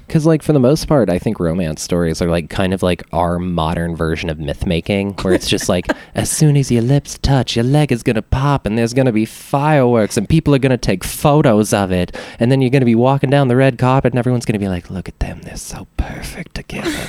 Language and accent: English; Alexandria, Louisiana, United States; now in Austin, United States; my hometown was like was around 30000-ish people whenever i was living there